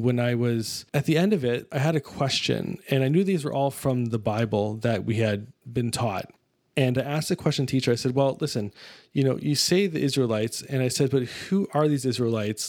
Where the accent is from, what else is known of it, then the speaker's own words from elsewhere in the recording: Mississauga, Ontario, Canada; I was raised in Mississauga, Ontario, which is a suburb of Toronto.